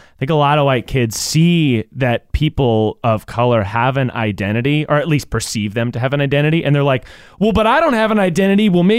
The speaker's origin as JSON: {"language": "English", "region": "the South", "country": "United States", "tie": "born or raised there", "said": "growing up in the South"}